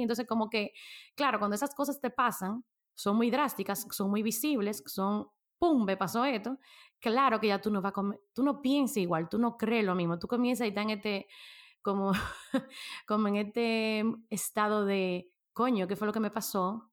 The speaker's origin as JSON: {"language": "Spanish", "country": "Dominican Republic", "said": "nosotros que somos dominicanos"}